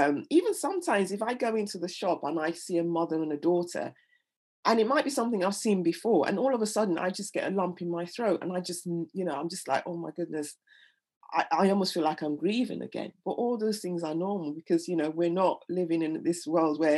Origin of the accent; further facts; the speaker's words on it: Nigeria; now in England; I'm Nigerian, and we, you know, death isn't, when someone dies, everyone comes over